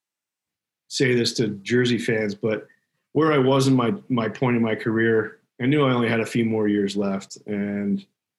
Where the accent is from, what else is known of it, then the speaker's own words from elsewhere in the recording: Toronto, Ontario, Canada; I was in Toronto, my hometown